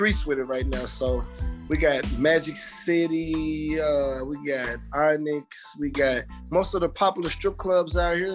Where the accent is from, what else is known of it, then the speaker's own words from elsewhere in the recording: Little Rock, Arkansas, United States; moved away; I'm from Little Rock, Arkansas.